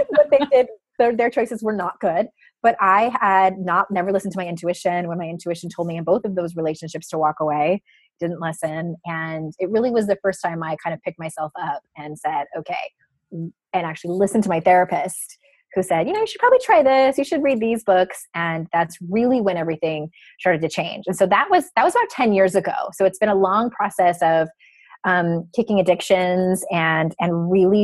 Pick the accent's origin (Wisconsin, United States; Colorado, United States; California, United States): California, United States; Southern; I grew up in Southern California